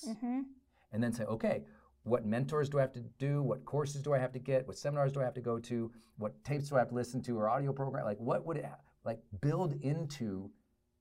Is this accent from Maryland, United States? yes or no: no; Butte, Montana, United States; also born or lived in Great Falls, Montana; where I grew up in Butte, Montana, and then Great Falls, Montana